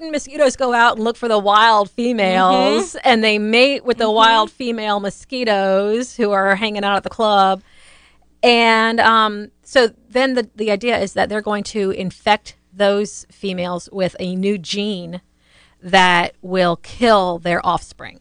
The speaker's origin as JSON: {"language": "English", "region": "Louisiana", "country": "United States", "tie": "born or raised there", "moved": "yes", "lives_now": "Florida, United States", "said": "growing up in Louisiana, we always had the mosquito truck"}